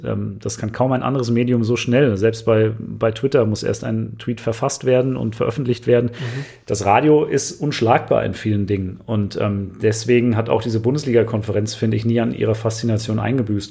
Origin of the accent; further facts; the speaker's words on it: Germany; bei uns in Deutschland